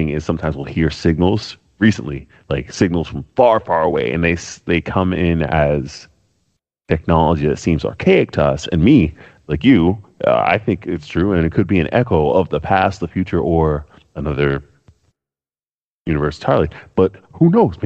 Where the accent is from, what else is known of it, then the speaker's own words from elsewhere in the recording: United States; I'm American